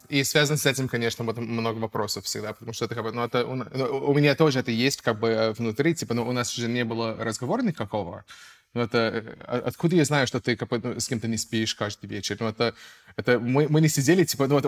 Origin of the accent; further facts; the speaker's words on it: United States; Russian is a second language; moved away as an adult; now in Russia; Я американец, um, я актер, я переехал в Россию давно